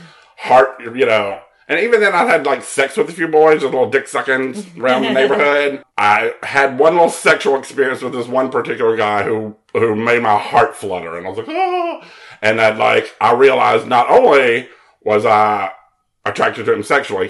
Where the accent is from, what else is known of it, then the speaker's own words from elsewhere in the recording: Mobile, Alabama, United States; I'm from Mobile, Alabama.